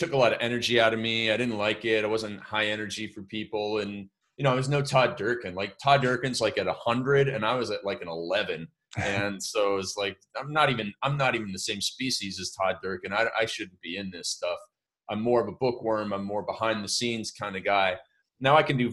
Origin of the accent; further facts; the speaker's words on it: Canada; I grew up in Canada